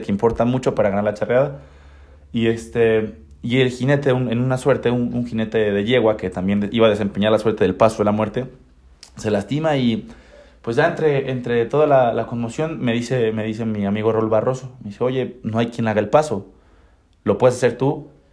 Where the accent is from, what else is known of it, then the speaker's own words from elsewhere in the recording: Tlaxcala, Mexico; moved away as an adult; now in Querétaro, Mexico; crecí aquí en Tlaxcala con el equipo de mi familia